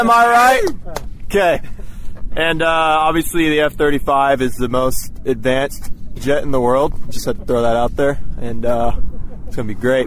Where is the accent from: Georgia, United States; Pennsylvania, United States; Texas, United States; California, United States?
Texas, United States; we're from Texas